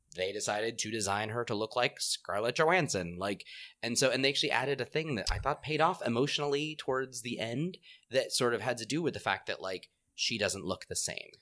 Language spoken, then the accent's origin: English; Southern California, United States; I am Southern Californian